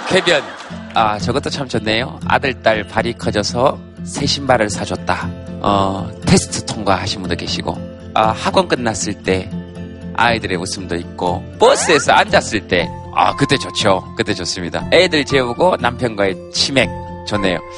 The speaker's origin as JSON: {"language": "Korean", "country": "United Kingdom", "accent": "British", "said": "저는 약간 영국식 악센트가 있어서."}